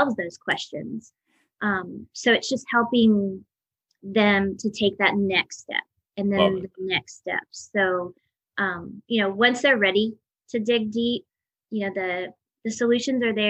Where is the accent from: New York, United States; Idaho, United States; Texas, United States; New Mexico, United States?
New Mexico, United States; moved away; also born or lived in Tallahassee, Florida; I grew up in New Mexico. I grew up actually on an Indian reservation.